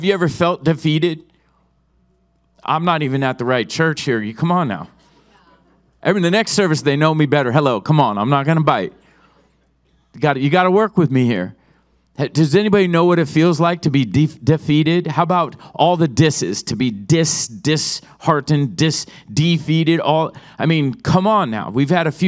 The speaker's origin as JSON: {"language": "English", "town": "Oceanside", "region": "California", "country": "United States", "tie": "born or raised there", "said": "I was raised in Oceanside"}